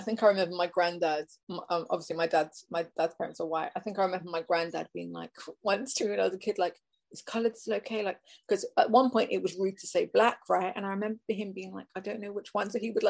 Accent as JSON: {"language": "English", "region": "England", "country": "United Kingdom", "tie": "born or raised there", "said": "I was born and raised in England."}